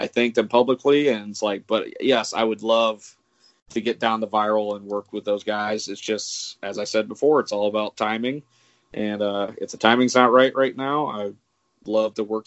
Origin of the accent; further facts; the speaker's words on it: Michigan, United States; moved away; my hometown of Michigan